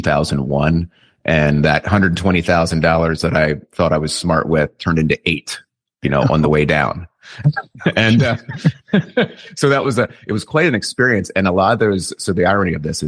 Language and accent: English; Lancaster, Pennsylvania, United States; I'm from Lancaster, Pennsylvania. So this is kind of Amish country in the United States, and it's kind of a unique place to be brought up